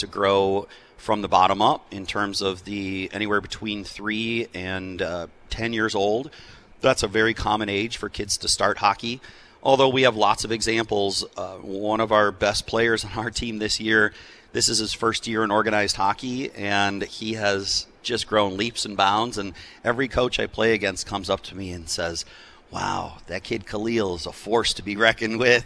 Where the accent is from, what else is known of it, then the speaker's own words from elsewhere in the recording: Superior, Wisconsin, United States; now in Milwaukee, United States; I grew up in Superior, Wisconsin